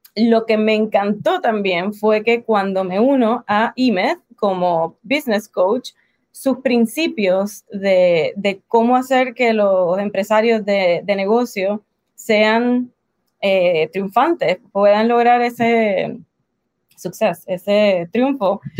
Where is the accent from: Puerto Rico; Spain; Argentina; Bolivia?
Puerto Rico; accent: Puerto Rican; moved away as an adult; now in United States; soy de Puerto Rico, boricua, nacida en Puerto Rico, en el Caribe, así que por eso mi acento